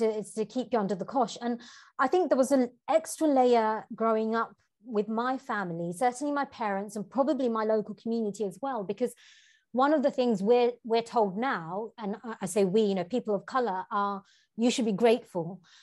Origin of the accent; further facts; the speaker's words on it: London, United Kingdom; moved away as an adult; growing up in Tower Hamlets